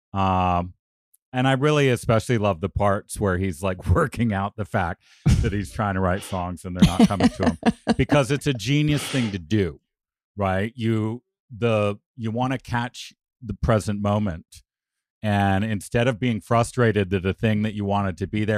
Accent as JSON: {"language": "English", "country": "Canada", "said": "by the virtue of being Canadian"}